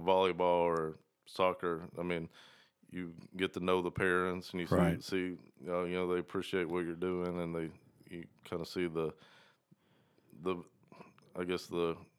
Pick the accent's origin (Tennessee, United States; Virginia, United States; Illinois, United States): Tennessee, United States; Dandridge; So I grew up in East Tennessee, small town Dandridge. It's right outside Knoxville.